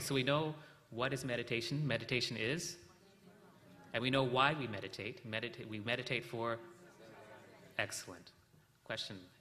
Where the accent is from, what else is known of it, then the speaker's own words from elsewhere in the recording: South India, India; we're from South India